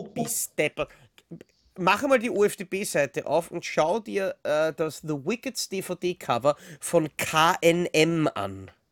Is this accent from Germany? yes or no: no; Austria; bei uns in Österreich